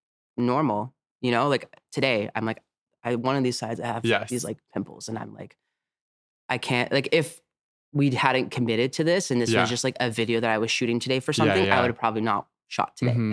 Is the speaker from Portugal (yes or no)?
yes; Azores, Portugal; moved away; I'm originally from Portugal.